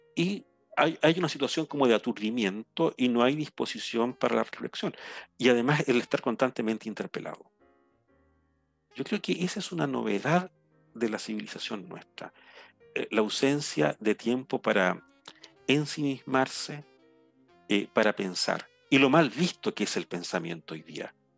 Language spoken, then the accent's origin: Spanish; Chile; moved away; yo en este momento estoy en mi, en mi lugar natal, en mi pueblo, un área eh, rural, completamente rural.